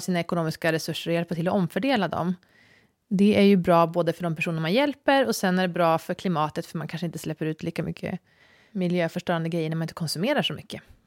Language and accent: Swedish; Sweden; som svensk har jag vissa privilegier